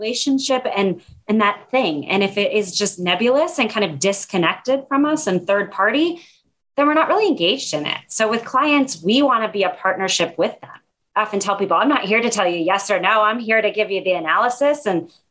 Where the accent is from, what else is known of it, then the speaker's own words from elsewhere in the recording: Red Lodge, Montana, United States; moved away as an adult; also born or lived in Bay Area, California; now in Seattle, United States; I grew up in Montana. I was born and raised in a little tourist town up in the mountains called Red Lodge